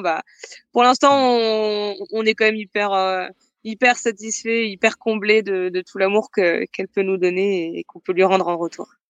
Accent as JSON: {"language": "French", "town": "Bayeux", "region": "Normandy", "country": "France", "tie": "born or raised there", "also_born_or_lived": "Caen", "moved": "as an adult", "lives_now": "Mende, France", "said": "je suis originaire de Normandie, j'ai j'ai passé toute mon enfance jusqu'à mes 18 ans à Bayeux, donc c'est une ville, euh, une ville dans le Calvados."}